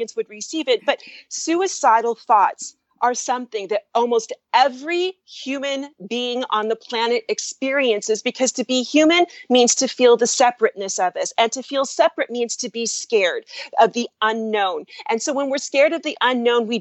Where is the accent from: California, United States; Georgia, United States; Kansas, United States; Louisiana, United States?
California, United States; I am from California, and my first career was as a Hollywood producer and music label owner